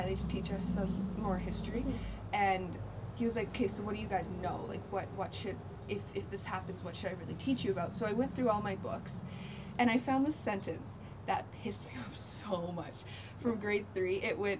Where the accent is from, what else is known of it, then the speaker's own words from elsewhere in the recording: Canada; I can be Canadian because my ancestors were here first.